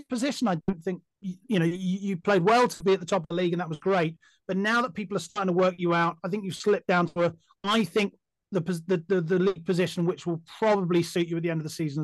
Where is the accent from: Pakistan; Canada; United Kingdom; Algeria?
United Kingdom; England; as an Englishman